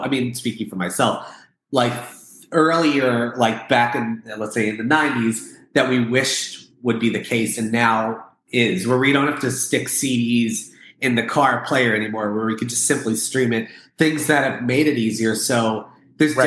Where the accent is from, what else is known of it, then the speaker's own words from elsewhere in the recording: Freehold, New Jersey, United States; I was born in a small blue collar town in New Jersey called Freehold